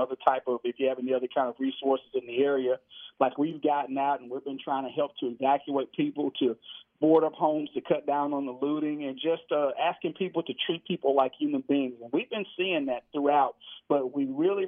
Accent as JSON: {"language": "English", "town": "Houston", "region": "Texas", "country": "United States", "tie": "born or raised there", "also_born_or_lived": "California", "said": "born and bred in Houston, Texas"}